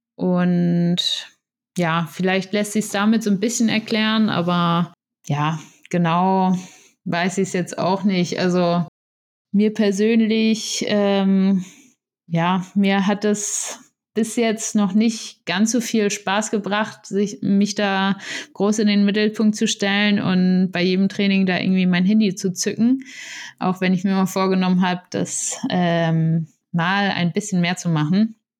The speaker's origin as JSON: {"language": "German", "town": "Itzehoe", "region": "Schleswig-Holstein", "country": "Germany", "tie": "born or raised there", "moved": "as an adult", "lives_now": "Potsdam, Germany", "said": "ich fahre gern mal zu meiner Familie wieder nach Itzehoe zum, in meine Heimat"}